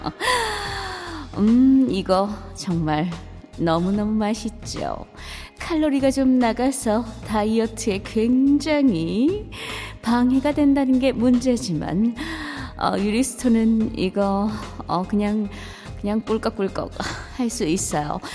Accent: Daegu, South Korea; moved away; 저의 고향인 대구가

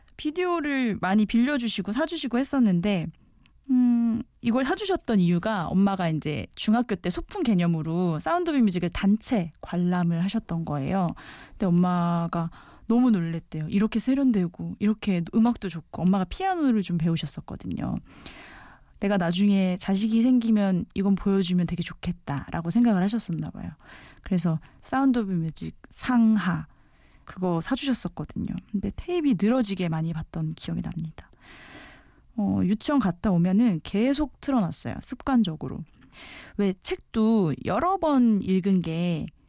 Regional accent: Daejeon, South Korea; moved away as an adult; now in Seoul, South Korea; 원래 고향은 대전이에요. 어, 태어나서 대학 졸업할 때까지 계속 출장 쭉 대전에서 살았거든요. 대전 토박이에요.

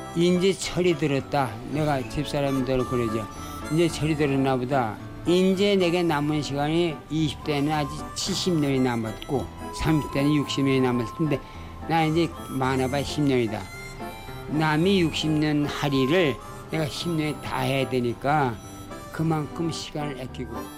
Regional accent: Pyongyang, North Korea; now in Seoul, South Korea; 내가 평양 사람이거든

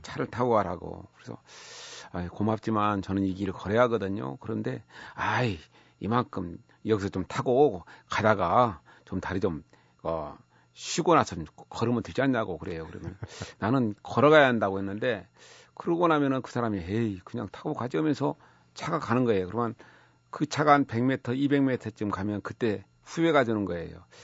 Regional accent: near the source of the Seomjin River, North Jeolla, South Korea; 제가 섬진강 유역 예, 발원지 근처에서 나고 자랐었거든요.

